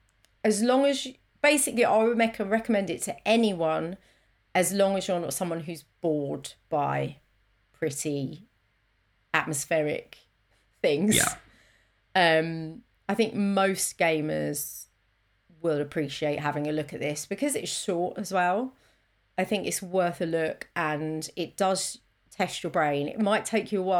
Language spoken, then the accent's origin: English; London, United Kingdom; I am from South East London